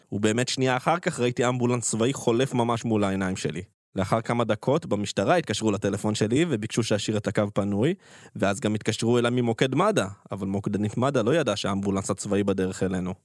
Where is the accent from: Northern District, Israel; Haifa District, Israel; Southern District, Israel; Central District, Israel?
Southern District, Israel; Nahal Oz; בקיבוץ נחל עוז, בו נולדתי וגדלתי